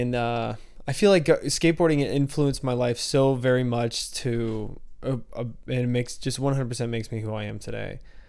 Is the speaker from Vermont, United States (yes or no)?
no; Georgia, United States; now in Tucson, United States; I grew up in Georgia.